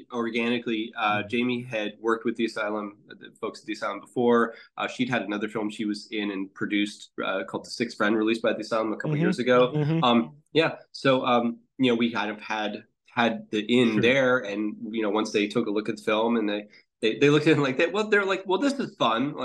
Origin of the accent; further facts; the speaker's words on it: Pittsburgh, Pennsylvania, United States; moved away; I'm from Pittsburgh originally